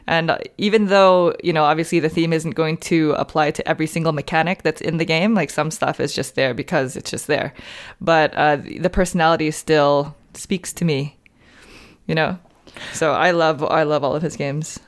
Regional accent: San Francisco, California, United States; moved away as an adult; now in Southern California, United States; I moved down to Southern California. I'm from San Francisco

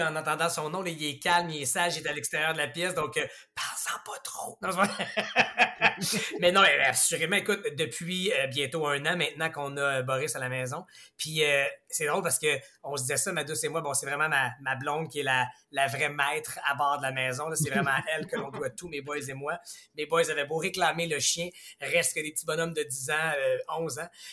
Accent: Quebec, Canada; on est tellement chanceux d'avoir quatre saisons ici chez nous au Québec

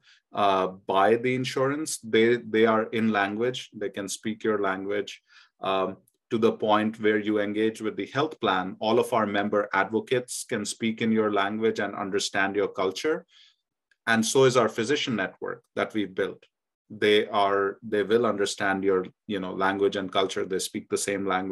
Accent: India; now in United States; I remember growing up in India

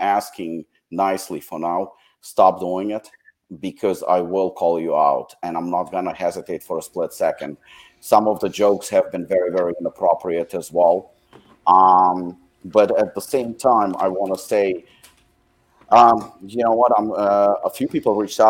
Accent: United States; I am American myself and I'm proud to be American

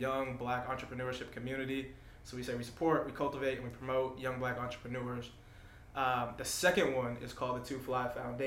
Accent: Denver, Colorado, United States; moved away as an adult; also born or lived in Atlanta, Georgia; I'm originally from Denver, Colorado

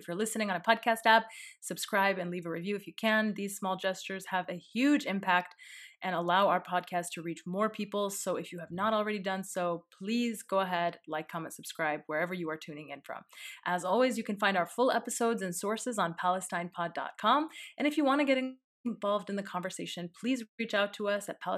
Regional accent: Illinois, United States; Illinois, my home state

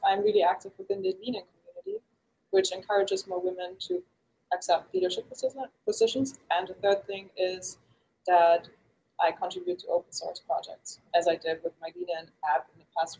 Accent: Germany; So I'm originally from Germany.

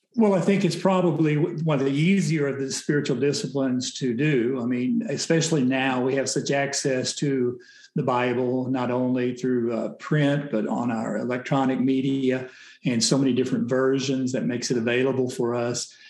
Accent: Oklahoma, United States; I grew up in Oklahoma

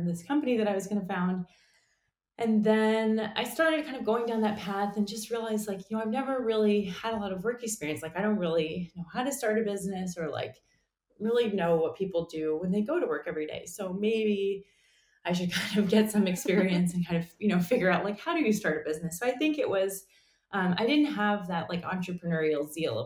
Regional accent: New York City, New York, United States; moved away as an adult; also born or lived in Utah; now in San Francisco, United States; I grew up in New York City

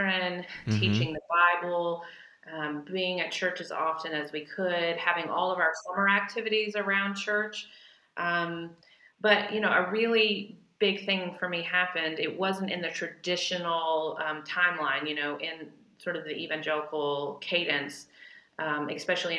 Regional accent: Chattanooga, Tennessee, United States; I grew up in Chattanooga, Tennessee

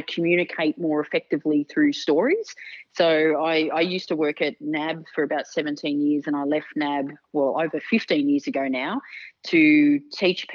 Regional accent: Melbourne, Victoria, Australia; So I was born in Melbourne. So I've born and lived in Melbourne all my life

